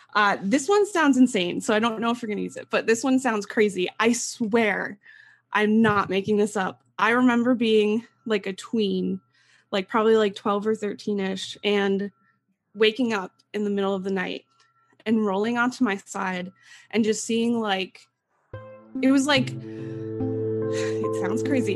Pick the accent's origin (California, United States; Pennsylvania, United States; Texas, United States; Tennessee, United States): Pennsylvania, United States; East Stroudsburg; I am from East Stroudsburg, Pennsylvania, and I grew up in a haunted house.